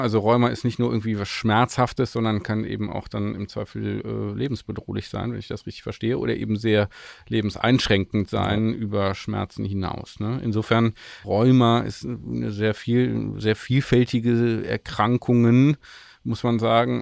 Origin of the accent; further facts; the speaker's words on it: Grevenbroich, North Rhine-Westphalia, Germany; da wo ich aufgewachsen bin, an Grevenbruch vorbei